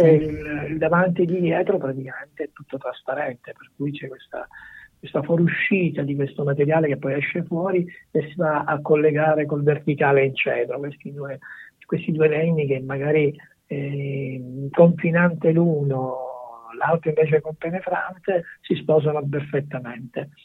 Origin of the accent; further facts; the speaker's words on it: Sicily, Italy; siamo nati in Sicilia